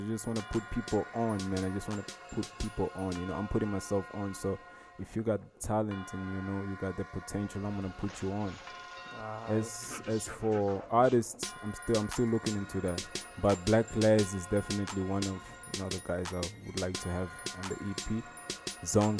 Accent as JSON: {"language": "English", "country": "Angola", "tie": "born or raised there", "moved": "yes", "lives_now": "South Africa", "said": "Born in Angola, but then I came to South Africa in 98"}